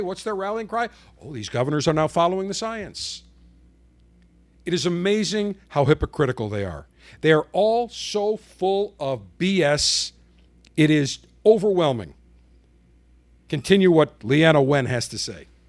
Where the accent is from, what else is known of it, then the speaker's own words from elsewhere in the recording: Buffalo, New York, United States; living in Buffalo, growing up in Buffalo